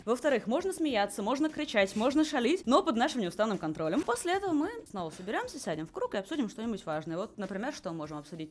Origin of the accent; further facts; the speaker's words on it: Moscow, Russia; moved away as an adult; now in Hanover, Germany; Родилась я в Москве, там же училась, там же работала